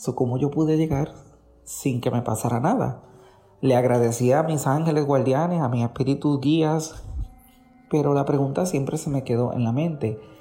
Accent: Puerto Rico; moved away as an adult; now in New Jersey, United States; Soy de Puerto Rico, pero vivo en Estados Unidos hace 11 años, en el estado de Nueva Jersey

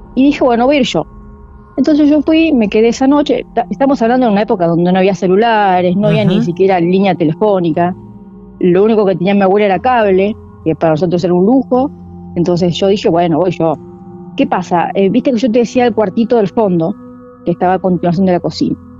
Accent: Del Viso, Buenos Aires, Argentina; Ahí nací yo, en Delviso

